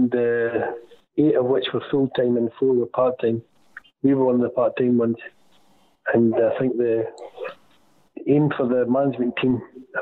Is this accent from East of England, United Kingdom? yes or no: no; Dundee, Scotland, United Kingdom; I was born in Dundee